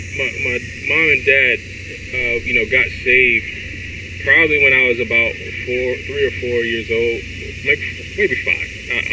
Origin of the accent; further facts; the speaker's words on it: South Carolina, United States; also born or lived in Baltimore, Maryland; So I was born here. I was born at Park Heights. You know, and around 3 years old, my mom and she had recently gotten married. So my mom and dad, we all moved to South Carolina.